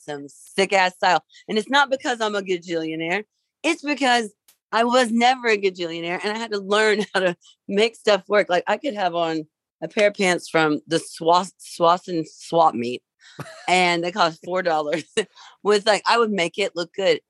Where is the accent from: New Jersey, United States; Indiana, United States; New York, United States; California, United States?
Indiana, United States; Vincennes; I grew up in Vincennes, Indiana